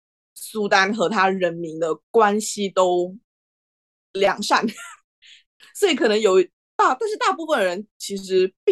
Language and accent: Chinese; Malaysia; now in Netherlands; 如果我说我是马来西亚人，我就会觉得已经很麻木了吧，就不太会有很深的感触。但是这个门面大小，这确实就是来到荷兰，你也会看到